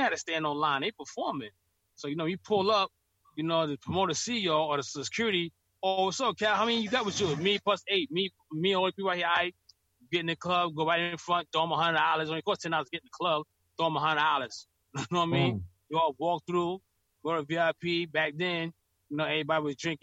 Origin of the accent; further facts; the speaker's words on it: New York City, New York, United States; I'm from Queens